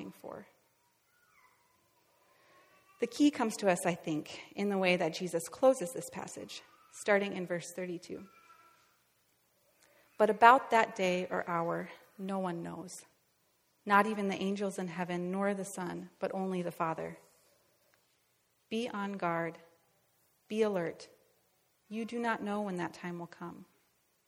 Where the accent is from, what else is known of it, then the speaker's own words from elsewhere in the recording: Northwest Iowa, United States; moved away; I'm from Northwest Iowa. My parents' house is just a couple miles south of the Minnesota border